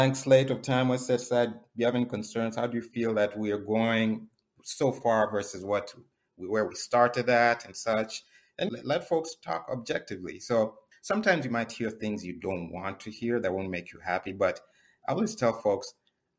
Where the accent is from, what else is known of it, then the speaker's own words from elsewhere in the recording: Kenya; moved away as an adult; now in United States; I grew up in Kenya.